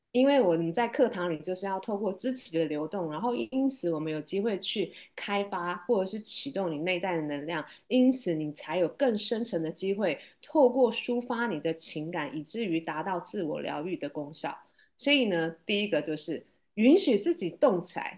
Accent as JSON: {"language": "Chinese", "town": "Taipei", "country": "Taiwan", "tie": "born or raised there", "said": "我来自台湾，台北，我是土生土长的台北人"}